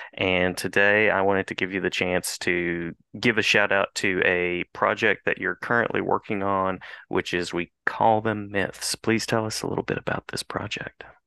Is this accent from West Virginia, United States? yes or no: yes; West Virginia, United States; I'm from West